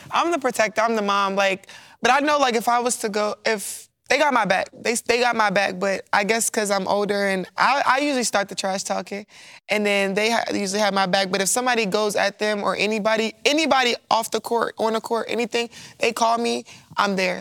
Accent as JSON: {"language": "English", "town": "Baltimore", "region": "Maryland", "country": "United States", "moved": "as an adult", "lives_now": "Louisiana, United States", "said": "I'm from Baltimore"}